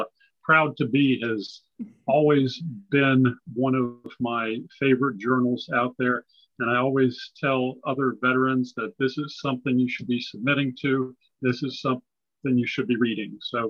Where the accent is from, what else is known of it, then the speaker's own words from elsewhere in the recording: California, United States; born there; also born or lived in Japan / Okinawa / England; So I grew up in a military family, actually. I was born in California. My father was an Air Force pilot. And so I grew up on Air Force bases overseas in Japan and Okinawa and England.